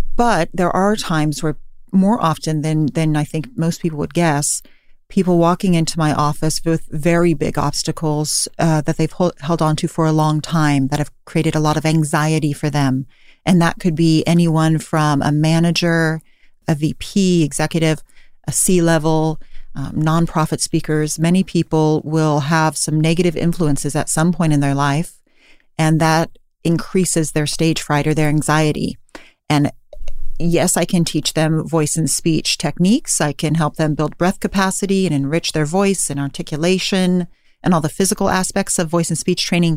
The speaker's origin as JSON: {"language": "English", "town": "Davis", "region": "California", "country": "United States", "moved": "yes", "lives_now": "San Francisco, United States", "said": "I'm from Davis, California originally"}